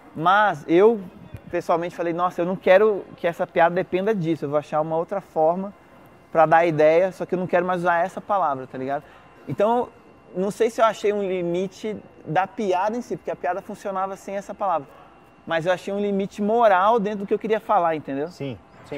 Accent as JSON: {"language": "Portuguese", "country": "Brazil", "said": "a gente é brasileiro, fala português"}